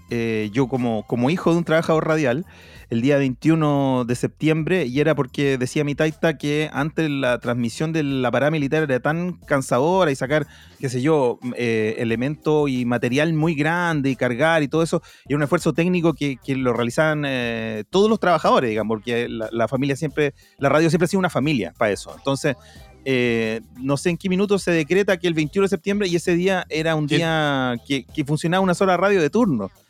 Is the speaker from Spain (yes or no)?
no; Chile; yo siento como pueblo chileno